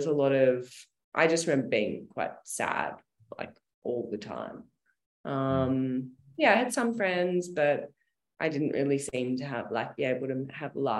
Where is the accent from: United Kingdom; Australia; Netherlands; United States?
Australia; Sale, Victoria; I grew up in a very small country town called Sale, in a place, in a region called Gippsland, about 2.5 hours out of Melbourne